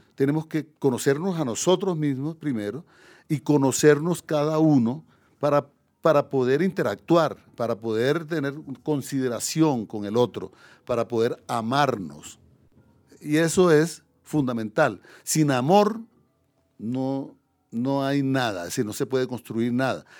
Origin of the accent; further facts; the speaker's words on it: Córdoba, Colombia; moved away as an adult; also born or lived in Paris, France; Córdoba, digamos la región donde yo nací